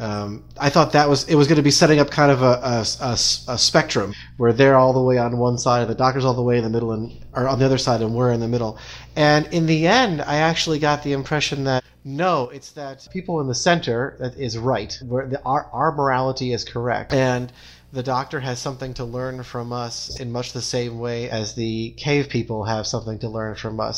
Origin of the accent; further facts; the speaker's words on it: United States; as an American